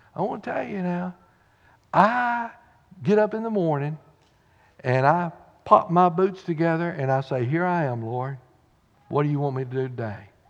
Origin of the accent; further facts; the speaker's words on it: Corrigan, Texas, United States; thank God I was born in Texas